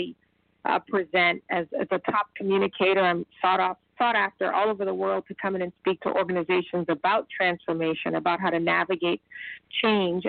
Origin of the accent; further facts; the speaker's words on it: Charleston, South Carolina, United States; moved away as an adult; also born or lived in Chicago, Illinois; now in Houston, United States; I grew up in Charleston. My parents are from there as well